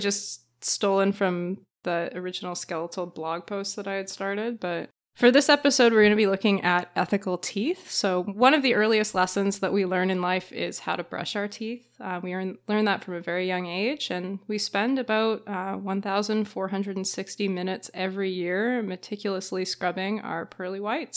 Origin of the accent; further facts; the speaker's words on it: Canada; being Canadian's the worst